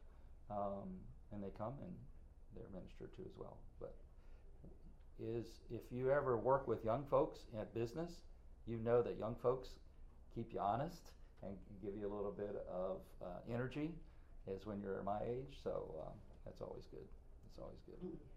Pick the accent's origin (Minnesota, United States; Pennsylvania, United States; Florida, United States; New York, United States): Florida, United States; Winter Park; also born or lived in Greensboro, North Carolina; So I grew up in Winter Park